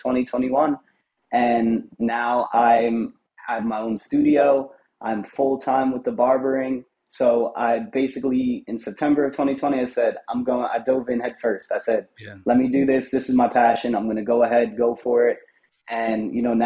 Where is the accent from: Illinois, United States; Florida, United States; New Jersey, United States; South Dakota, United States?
New Jersey, United States; I stayed in barbershops in North Jersey, where I'm from